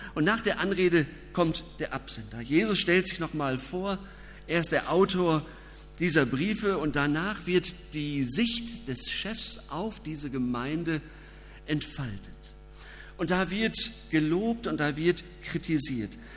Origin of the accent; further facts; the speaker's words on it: Germany; Als Deutsche